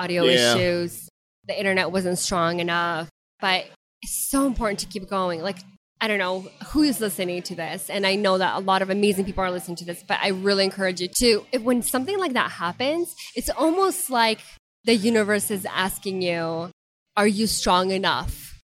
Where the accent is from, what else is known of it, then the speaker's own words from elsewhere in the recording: Ukraine; first language Russian; English is a second language; now in Spartanburg, United States; I was born back in Ukraine, but since living here, I mean, we're fluent